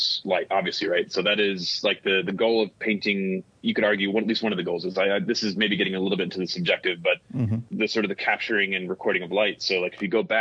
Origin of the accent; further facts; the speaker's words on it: United States; as an American